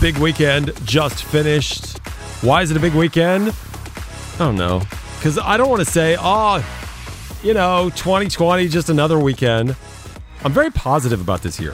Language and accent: English; United States; moved away; I'm American